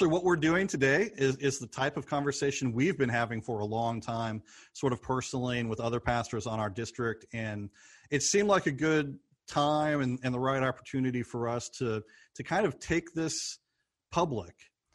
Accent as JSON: {"language": "English", "region": "Missouri", "country": "United States", "tie": "born or raised there", "said": "I grew up also in Missouri, grew up as a Cardinals fan"}